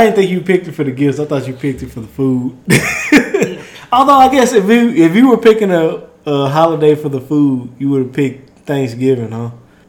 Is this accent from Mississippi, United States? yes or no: yes; Mississippi, United States; now in Texas, United States; I'm a gentleman from the South in Mississippi, born and raised, but I'm in Texas now